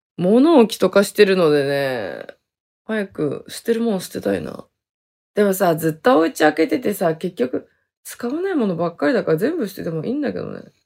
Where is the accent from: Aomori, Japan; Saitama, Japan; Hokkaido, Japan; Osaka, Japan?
Hokkaido, Japan; moved away; also born or lived in Okinawa; 生まれ育ったところ